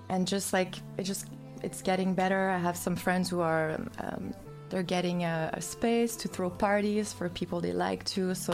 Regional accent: Mercier, Quebec, Canada; now in Montreal, Canada; I'm from Mercier, which is like um, South Shore, like close to Chateauguay, but I've been in Montreal for 12 years.

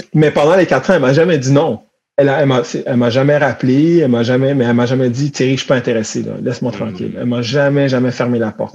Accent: Montreal, Quebec, Canada; moi, j'ai grandi à Montréal

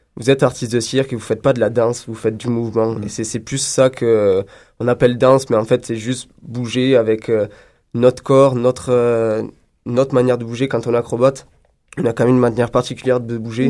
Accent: France; now in Montreal, Canada; je suis français

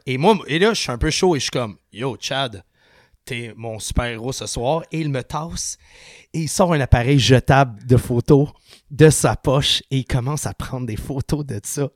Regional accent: Sainte-Julie, Quebec, Canada; on a grandi ensemble à Saint julie

